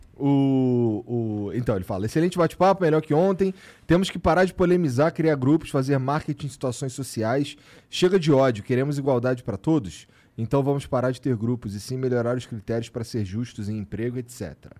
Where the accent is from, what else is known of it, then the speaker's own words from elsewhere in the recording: Rio de Janeiro, Brazil; eu morei a vida inteira na Zona Norte